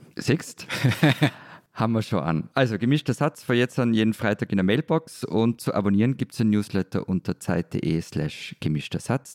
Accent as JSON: {"language": "German", "country": "Austria", "said": "Bei uns wäre der nächste Schritt auch die, das 10 Millionen Österreich"}